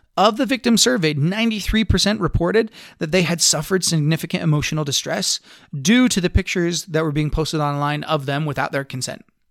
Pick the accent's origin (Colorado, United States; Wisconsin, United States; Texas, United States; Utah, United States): Utah, United States; Blanding; I grew up in Blanding, Utah. My little hometown, super, super conservative